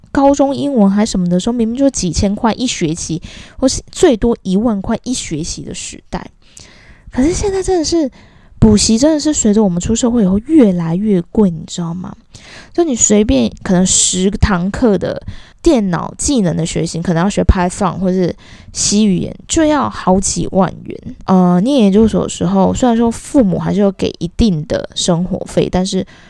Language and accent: Chinese; Kaohsiung, Taiwan; moved away; 我从幼稚园的时候就在补习，我以前是高雄人。我们南部有一个非常不好的风俗，就是我们以前的补习班，尤其像我那个乡下地方的那种英语补习班啊，习惯买一送一的